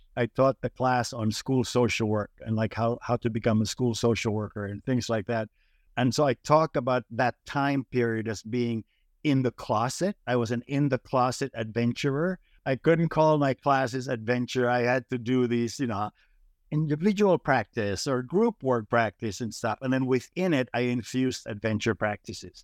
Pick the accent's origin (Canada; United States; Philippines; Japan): Philippines; moved away; growing up in the Philippines